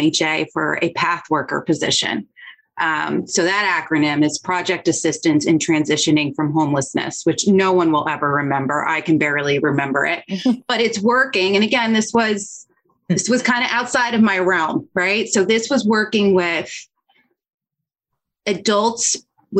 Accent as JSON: {"language": "English", "area": "Hunterdon County", "region": "New Jersey", "country": "United States", "tie": "born or raised there", "said": "I'm from New Jersey. The school was actually a county over from me. I grew up in Hunterdon County"}